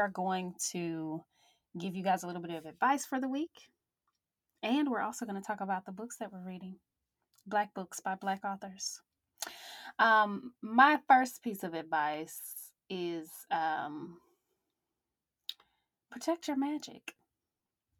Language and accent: English; Jackson, Mississippi, United States; moved away; I'm originally from Jackson, Mississippi.